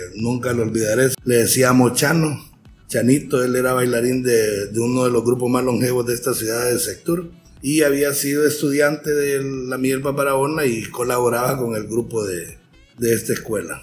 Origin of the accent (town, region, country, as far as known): San Pedro Sula, Cortés, Honduras; born or raised there; also born or lived in Tegucigalpa